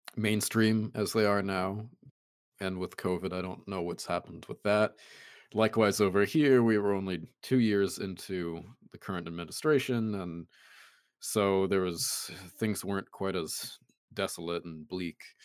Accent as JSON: {"language": "English", "country": "United States"}